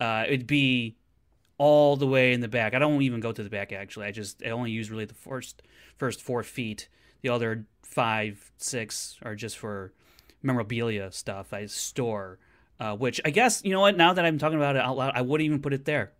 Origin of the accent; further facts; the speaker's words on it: Chicago, Illinois, United States; I'm from Chicago